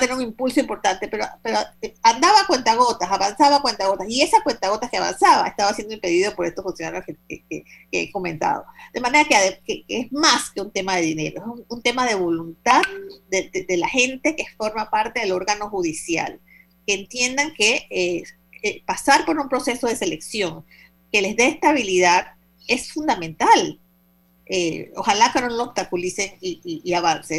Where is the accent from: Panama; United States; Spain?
Panama; como ciudadanía, como panameños